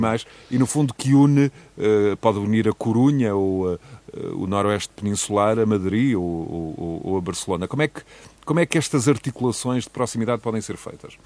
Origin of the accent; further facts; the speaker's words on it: Portugal; enquanto português